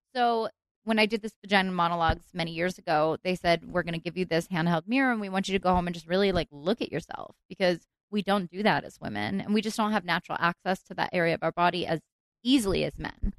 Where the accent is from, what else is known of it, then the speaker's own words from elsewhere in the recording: Philadelphia, Pennsylvania, United States; moved away as an adult; now in Los Angeles, United States; I moved to LA when I was 19, so most of my growing up was mm. on the East Coast